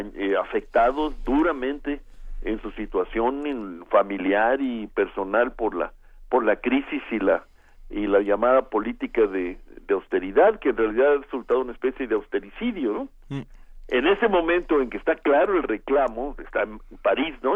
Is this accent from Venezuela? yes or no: no; Mexico